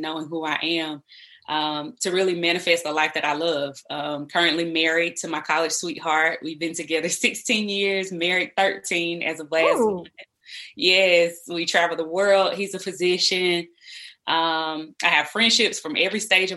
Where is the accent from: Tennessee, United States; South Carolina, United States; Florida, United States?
South Carolina, United States; I am originally from South Carolina. I am the oldest daughter of four children by my mother. And so I definitely come from a hometown where I grew up around cousins and my grandmother and aunties